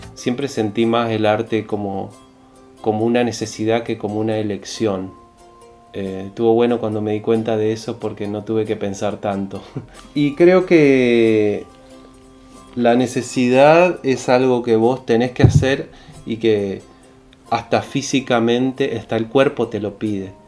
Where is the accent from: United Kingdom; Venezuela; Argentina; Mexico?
Argentina; Resistencia, Chaco; yo crecí en Resistencia